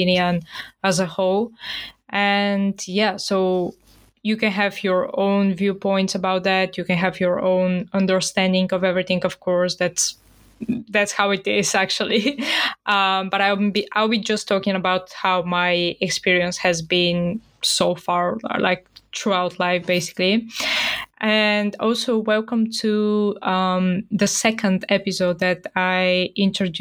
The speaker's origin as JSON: {"language": "English", "country": "Bulgaria", "tie": "born or raised there", "moved": "yes", "said": "And as I'm originally from Bulgaria, I have like a Christianity upbringing."}